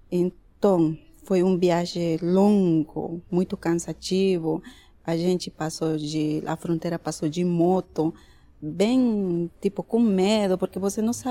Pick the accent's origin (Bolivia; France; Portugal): Bolivia; Oruro; now in Brazil; sou de Oruro.